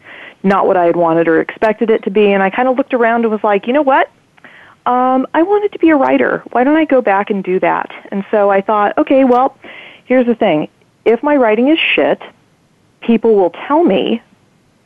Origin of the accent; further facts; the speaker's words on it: Half Moon Bay, California, United States; the local bookstore in my hometown